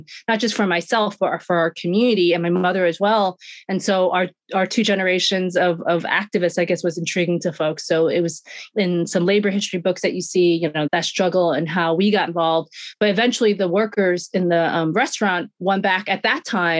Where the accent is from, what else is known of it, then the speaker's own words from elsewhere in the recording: New York City, New York, United States; I grew up in Sunset Park, Brooklyn, born and raised